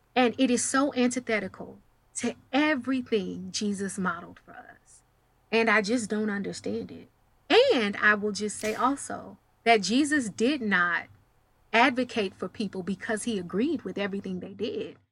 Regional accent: Dallas, Texas, United States; I'm from Dallas, Texas. I'm a country girl, uh, masquerading as a city slicker

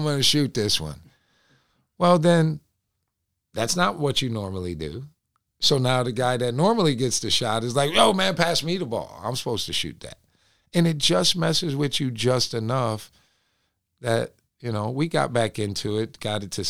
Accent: Binghamton, New York, United States; I'm from Binghamton, New York

